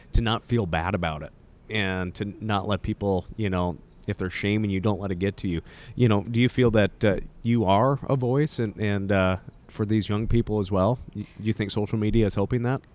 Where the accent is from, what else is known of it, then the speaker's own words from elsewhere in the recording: Montana, United States; accent: Canadian, Montana; I got the Canadian, Montana accent